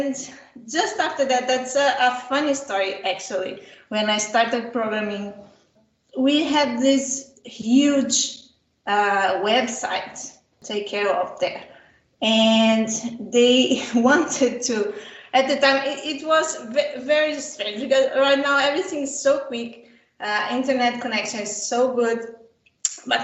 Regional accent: Brazil; I was born in Brazil

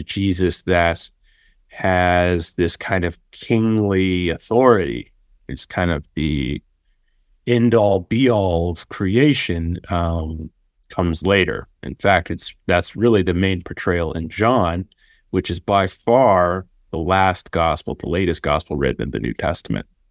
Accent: Austin, Texas, United States; I grew up in Austin, Texas. I, I, my family's all Austinites

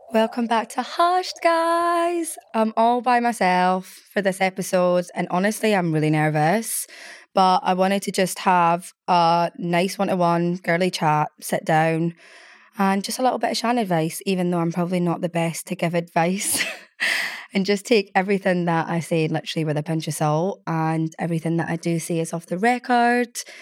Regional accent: Scotland, United Kingdom; moved away as an adult; now in London, United Kingdom; I'm such a Scottish gal

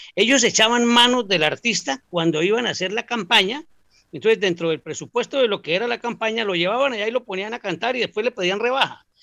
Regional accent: Tolima, Colombia; now in Spain; más tolimense que un tamal

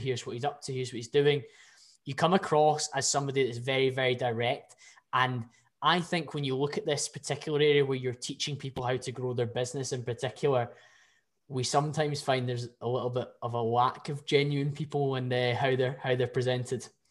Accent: Scotland, United Kingdom; I can probably get away as a Scottish person

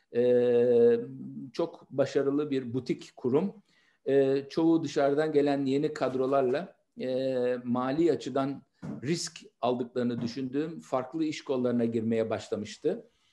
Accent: Istanbul, Turkey; 28 Kasım 1961'de İstanbul'da Nişantaşı semtinde doğdum.

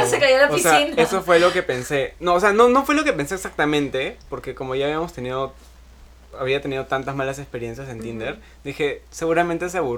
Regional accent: Arequipa, Peru; Porque estoy acá en Lima de vacaciones. Yo soy de Arequipa.

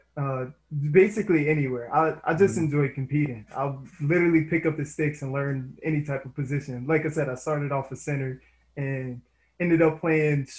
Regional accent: Indiana, United States; I'm from Indiana myself

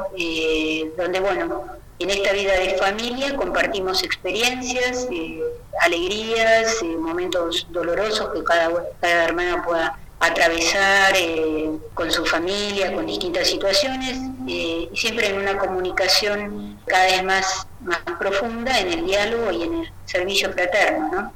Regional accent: Buenos Aires, Argentina; soy de Capital

